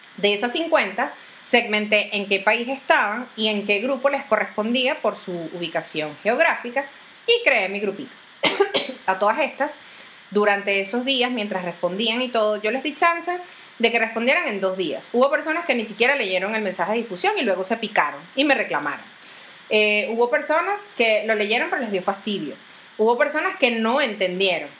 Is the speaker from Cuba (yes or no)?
no; Venezuela; uno como venezolano